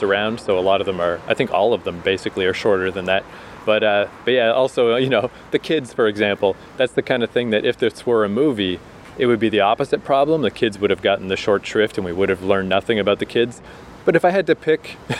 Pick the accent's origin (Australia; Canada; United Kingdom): Canada; moved away; also born or lived in New York; as a Canadian